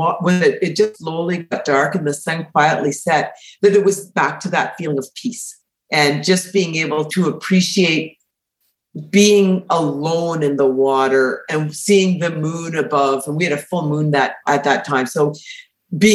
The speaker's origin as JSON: {"language": "English", "town": "Winnipeg", "region": "Manitoba", "country": "Canada", "tie": "born or raised there", "said": "I was born in Winnipeg, and we had a cottage on Lake Winnipeg"}